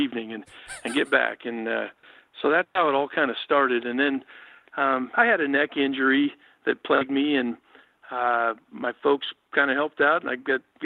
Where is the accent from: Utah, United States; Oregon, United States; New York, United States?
Oregon, United States; I grew up here in Oregon. My dad was a state policeman, moved around the state